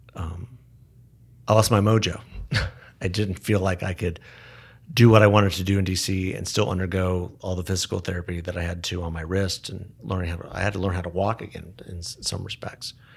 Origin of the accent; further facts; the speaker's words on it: Tucson, Arizona, United States; also born or lived in Phoenix, Arizona / Southern California; I grew up in Tucson